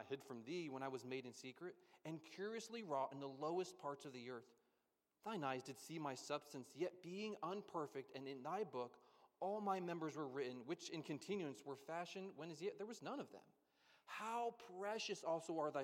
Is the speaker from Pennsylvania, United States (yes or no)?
yes; Pennsylvania, United States; I grew up in Pennsylvania